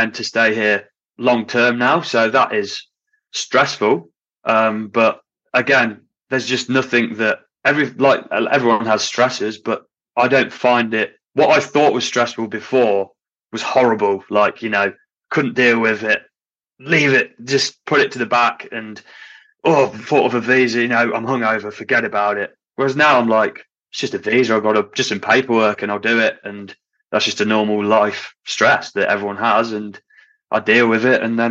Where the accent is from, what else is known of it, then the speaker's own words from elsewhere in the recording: Hinckley, East Midlands, United Kingdom; moved away as an adult; if I lived back in my hometown in Hinckley